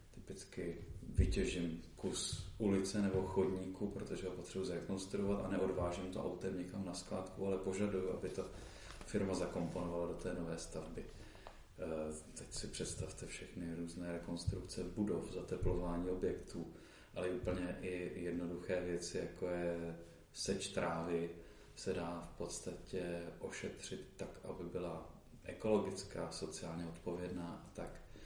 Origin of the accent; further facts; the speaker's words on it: Olomouc, Olomouc Region, Czechia; primárně jsem Olomoučák